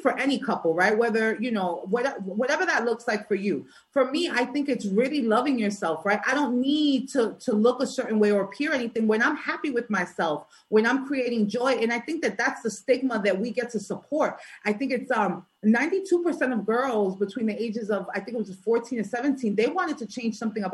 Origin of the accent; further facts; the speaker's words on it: New York City, New York, United States; I'm from New York, right? I'm from Brooklyn